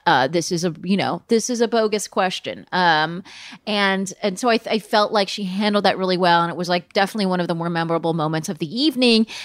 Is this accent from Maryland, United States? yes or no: no; Palm Springs, California, United States; moved away; I am joining you guys from my hometown of Palm Springs, California